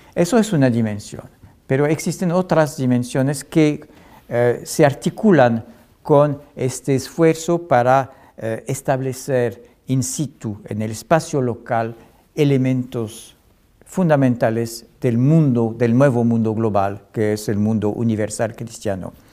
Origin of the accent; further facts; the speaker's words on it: France; yo soy historiador francés y europeo